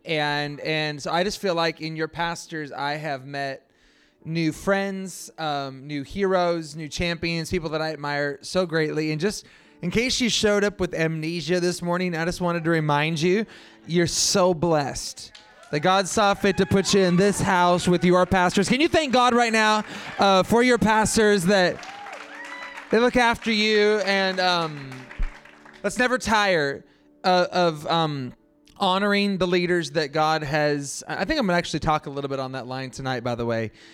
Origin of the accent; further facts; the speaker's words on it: Pacific Northwest, United States; I hail from the Pacific Northwest